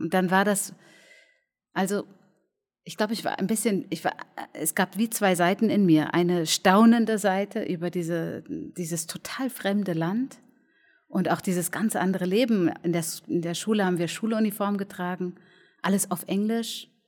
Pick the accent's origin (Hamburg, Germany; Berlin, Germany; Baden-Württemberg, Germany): Berlin, Germany; ich bin auch Berlinerin.